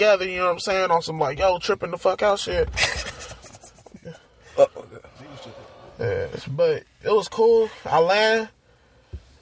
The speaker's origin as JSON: {"language": "English", "region": "California", "country": "United States", "said": "I'm from Cali."}